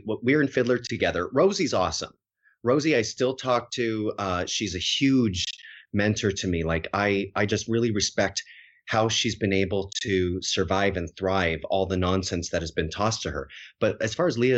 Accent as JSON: {"language": "English", "town": "Harrow", "region": "Ontario", "country": "Canada", "tie": "born or raised there", "also_born_or_lived": "Winnipeg", "moved": "as an adult", "lives_now": "United States", "said": "I grew up in, like, one of the smallest farming communities in all of Canada, in Harrow, Ontario"}